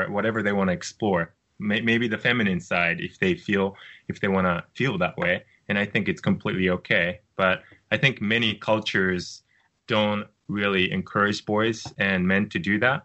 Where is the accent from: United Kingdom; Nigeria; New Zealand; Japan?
Japan; moved away as an adult; also born or lived in United States; when I was growing up in Japan